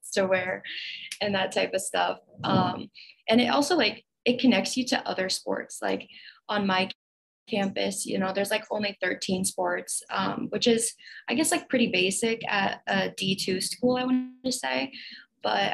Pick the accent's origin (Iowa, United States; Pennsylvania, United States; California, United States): Iowa, United States; moved away as an adult; now in St. Louis, United States; I grew up in Iowa, and for the past 4 years, I've been living in St. Louis.